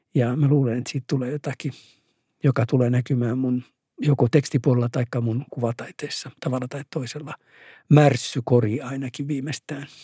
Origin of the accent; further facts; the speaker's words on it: Oulu, North Ostrobothnia, Finland; Koko mun synnyinkaupunkini vauraus liittyy mereen, koska siinä on tervanpoltto ja, ja metsät tietysti.